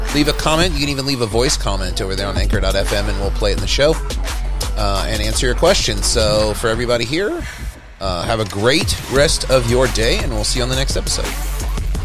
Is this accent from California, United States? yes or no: no; Texas, United States; now in New York, United States; growing up in Texas